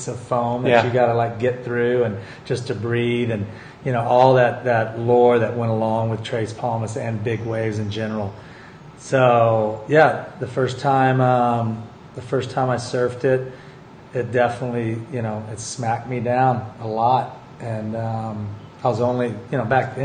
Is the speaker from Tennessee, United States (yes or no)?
no; Texas, United States; moved away; when I was a kid and growing up in Texas.